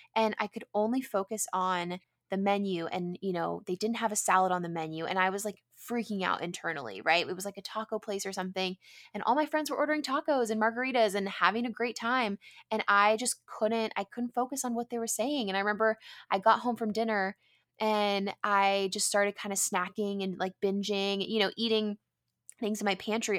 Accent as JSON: {"language": "English", "town": "San Diego", "region": "California", "country": "United States", "tie": "born or raised there", "said": "I grew up in San Diego, which is where I am currently"}